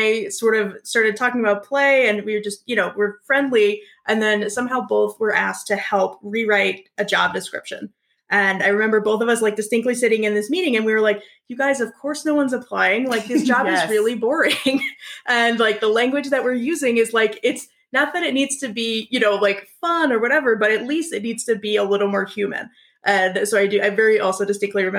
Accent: Denver, Colorado, United States; also born or lived in California; I'm like the rare Denver native.

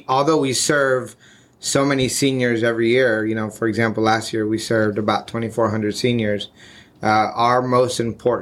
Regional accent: Florida, United States; also born or lived in Colombia; Grew up here in Florida since the age of five. And I lived in the Tri-County area, so Miami-Dade, Broward, and Palm Beach County

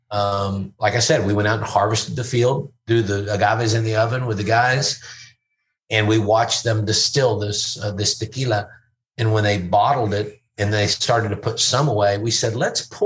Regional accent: Louisville, Kentucky, United States; we were just at a baseball game in my hometown, Louisville, uh, promoting our tequila

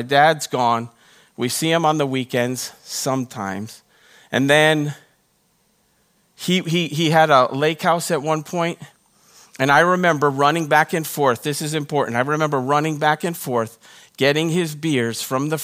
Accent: Rhode Island, United States; now in Texas, United States; when I was growing up, I grew up in Rhode Island

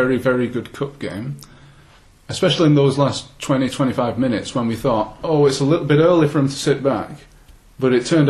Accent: Billinge, North West England, United Kingdom; I was born in Billings.

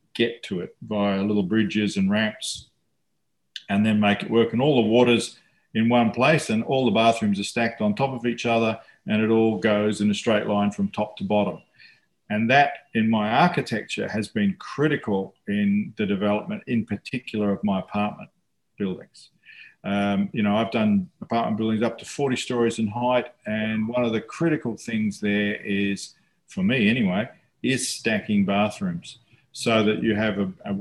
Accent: New Zealand; now in Australia; when I was growing up in New Zealand

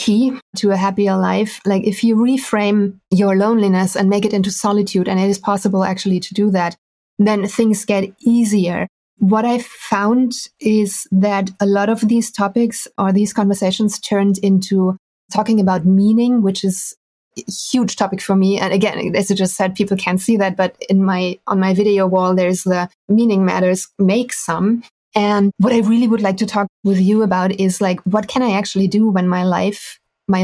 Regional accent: Düsseldorf, North Rhine-Westphalia, Germany; moved away as an adult; now in Detmold, Germany; So I'm from Germany. I'm originally from Düsseldorf, which is a beautiful, huge city at the Rhine. And I stranded in a tiny, tiny town called Detmold 3 years ago.

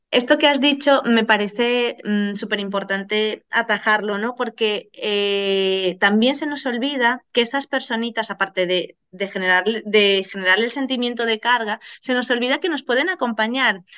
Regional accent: Venezuela; moved away; vengo de Venezuela y cuando llegamos aquí

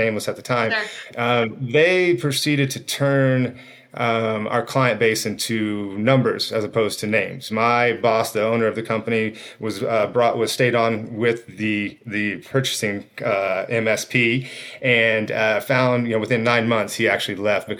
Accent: Arizona, United States; also born or lived in East Coast; came back to my roots here in Arizona

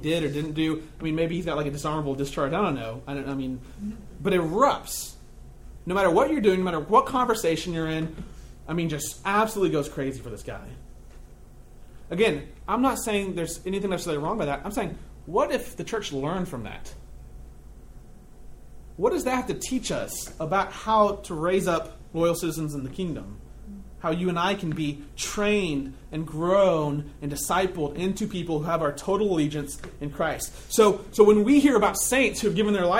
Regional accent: United States; I am an American.

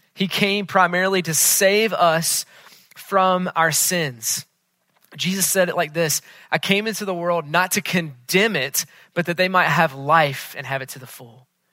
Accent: Charlotte, North Carolina, United States; moved away; I was back in Charlotte, which is my hometown.

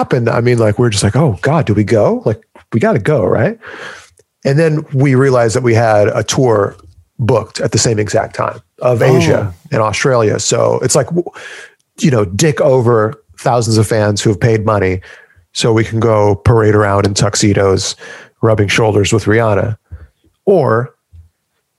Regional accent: United States; as an American

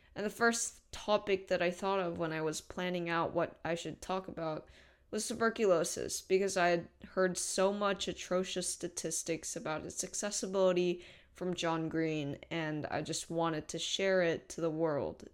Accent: South Korea; I come from South Korea

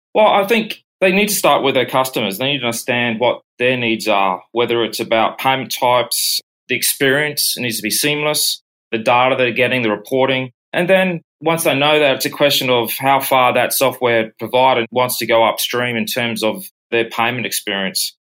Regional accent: Brisbane, Queensland, Australia; moved away as an adult; also born or lived in United States / United Kingdom; I was born and bred in Brisbane, Australia, worked abroad in both the US and UK for over seven years and returning back to Brisbane.

